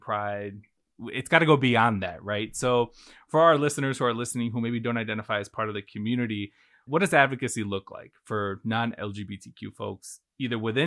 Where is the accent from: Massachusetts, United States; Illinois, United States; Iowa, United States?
Illinois, United States; Chicago; moved away; I'm originally from Chicago.